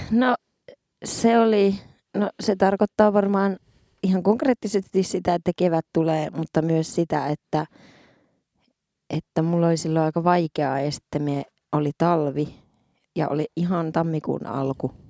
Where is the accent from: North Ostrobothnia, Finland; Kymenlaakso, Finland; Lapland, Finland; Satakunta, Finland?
Lapland, Finland; Muonio; ja sitten on nyt on Muoniossa, ihanaa kotikirkossa yes. siellä.